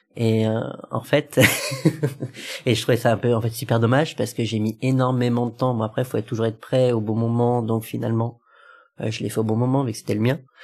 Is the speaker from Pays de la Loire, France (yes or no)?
no; Lyon, Auvergne-Rhône-Alpes, France; moved away as an adult; now in Paris, France; j'étais originaire de Lyon et puis là, je viens d'arriver sur Paris